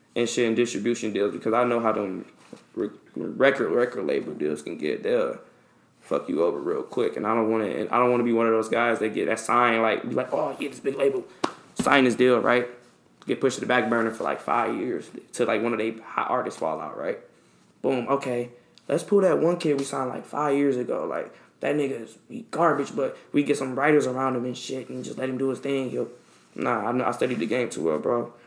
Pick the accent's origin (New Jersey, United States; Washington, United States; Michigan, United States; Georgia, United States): Michigan, United States; Detroit; I come from Detroit